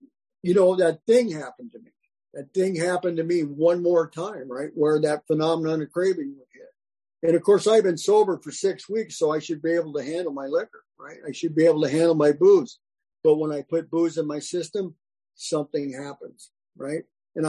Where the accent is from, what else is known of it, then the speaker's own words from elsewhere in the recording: South Dakota, United States; now in California, United States; This is when I moved from South Dakota to California